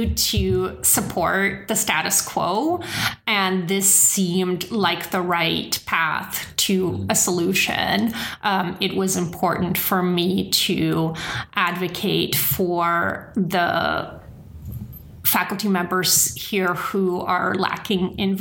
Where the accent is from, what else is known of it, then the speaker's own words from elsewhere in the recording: the Bay Area, California, United States; I'm from the Bay Area. This is very much my home